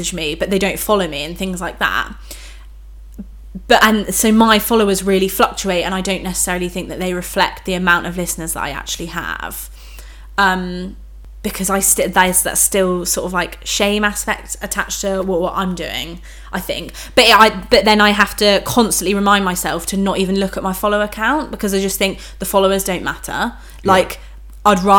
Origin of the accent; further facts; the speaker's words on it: United Kingdom; we're British